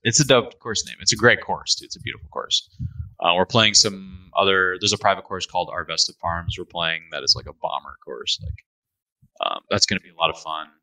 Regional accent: Midwest, United States; moved away as an adult; now in Toronto, Canada; I come from the Midwest

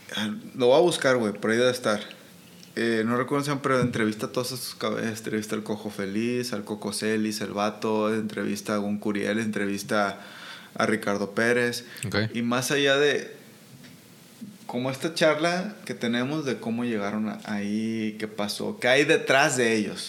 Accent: Colonia Guadalupe, Sinaloa, Mexico; yo crecí en Aguadalupe. Guadalupe.

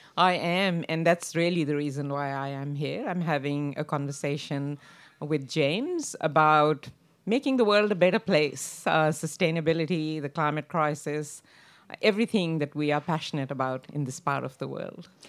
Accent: Pakistan; now in Australia; I come from Pakistan

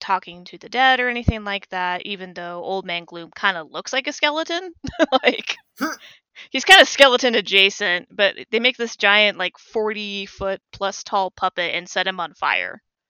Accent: New Mexico, United States; Because like I grew up in New Mexico, and in Santa Fe

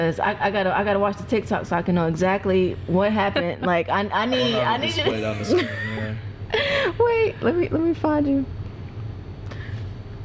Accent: Augusta, Georgia, United States; also born or lived in Atlanta, Georgia; you talking about my hometown

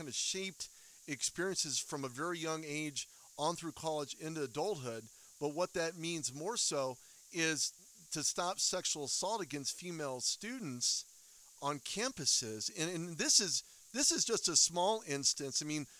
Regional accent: Southern California, United States; now in Denver, United States; I'm from the Southern California area now here in Denver, Colorado.

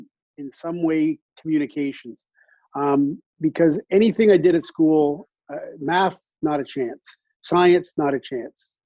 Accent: Toronto, Ontario, Canada; when I was a kid growing up in Scarborough, Ontario

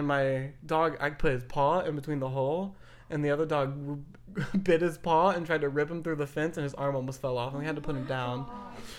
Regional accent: the South, United States; accent: southern; my southern accent gets a little thicker

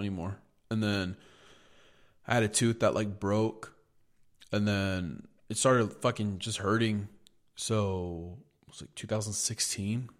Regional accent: United States; I'm an American

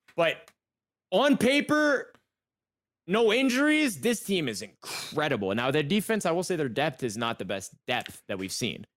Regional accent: Texas, United States

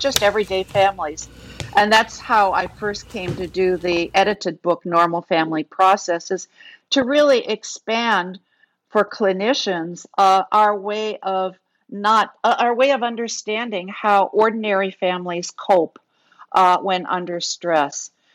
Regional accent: Kenosha, Wisconsin, United States; I grew up in Kenosha, Wisconsin, which was a factory town.

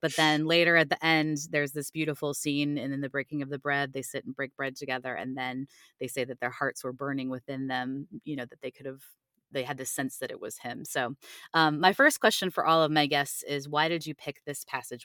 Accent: Cleveland, Ohio, United States; now in Virginia, United States; I live in Virginia now, but I'm originally from Cleveland, Ohio

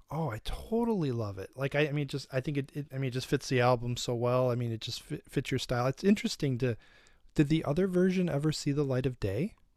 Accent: Detroit, Michigan, United States; I'm from Detroit

